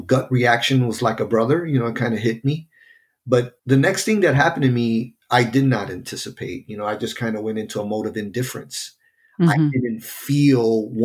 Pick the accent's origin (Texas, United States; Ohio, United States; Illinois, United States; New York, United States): Illinois, United States; Chicago; also born or lived in North Lawndale, Chicago; I grew up in Humble Park, worked in Humble Park, spent my entire life up until that point on that side of the city in Humble Park